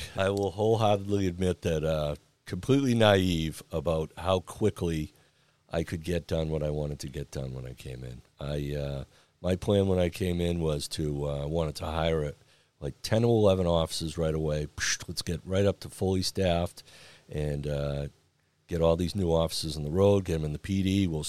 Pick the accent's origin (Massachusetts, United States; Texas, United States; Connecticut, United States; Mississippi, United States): Massachusetts, United States; Braintree; Well, I tell you, I grew up in Braintree, and as a young child, I wanted to be a police officer in the community I grew up in.